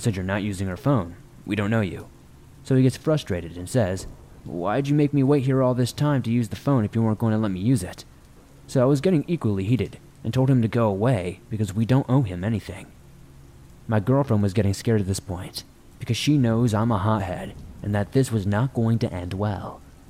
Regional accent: New York, United States; I was not too familiar with the area since I'm from New York

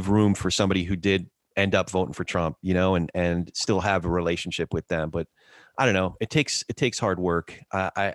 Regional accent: New Jersey, United States; I grew up in Jersey

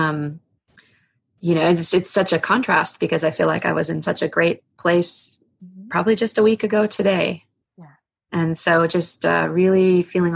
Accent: East Coast, United States; I grew up on the East Coast and did a lot of you know, body surfing and boogie boarding

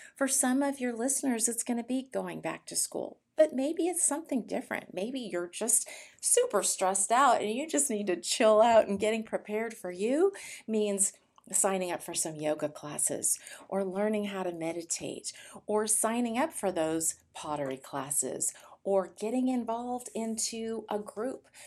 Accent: California, United States; now in Austin, United States; I was born in California, um, to a very wonderful, loving family

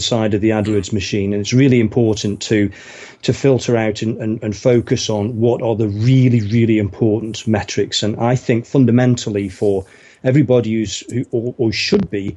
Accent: United Kingdom; now in Windsor, United Kingdom; Originally from sort of the Midlands in England, which is kind of up north from here.

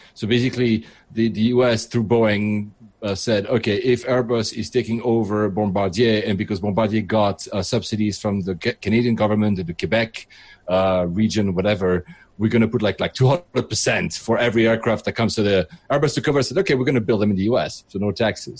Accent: Geneva, Switzerland; now in United Kingdom; I'm originally from Geneva, so Switzerland

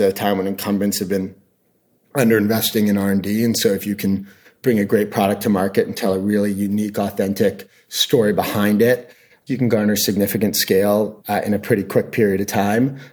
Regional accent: Canada; moved away as an adult; also born or lived in Hong Kong / New York / San Francisco; I'm from Canada originally

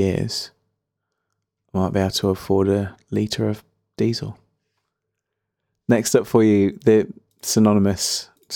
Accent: Birmingham, West Midlands, United Kingdom; born or raised there

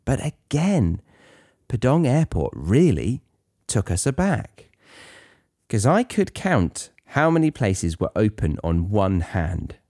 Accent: United Kingdom; as a Brit

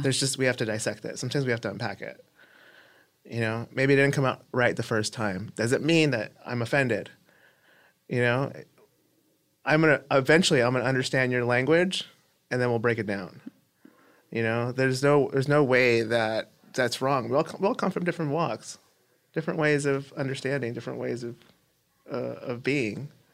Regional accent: Los Angeles, California, United States; I grew up in East L A.

